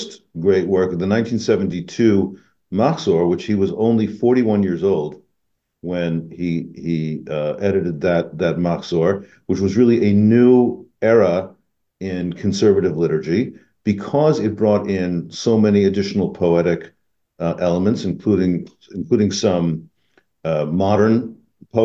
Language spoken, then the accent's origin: English; Des Moines, Iowa, United States; moved away; My mom's in Iowa, and I was born in Des Moines